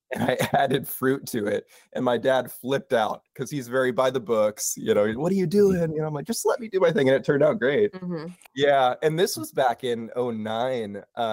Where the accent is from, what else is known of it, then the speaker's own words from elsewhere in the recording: Seattle, Washington, United States; also born or lived in Hood Canal area; I'm from northern Seattle area, and it was much like this, rainy weather.